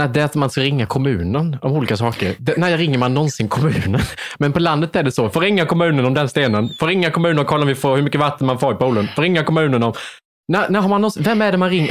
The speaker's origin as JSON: {"language": "Swedish", "town": "Värnamo", "region": "Jönköping County", "country": "Sweden", "moved": "yes", "said": "Jag kom från Värnamo, det är ännu mindre"}